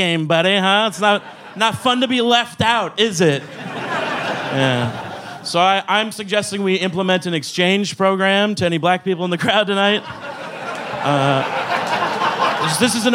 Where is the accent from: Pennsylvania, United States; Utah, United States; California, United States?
Utah, United States; Salt Lake City; moved away as an adult; now in Texas, United States; I'm from Salt Lake City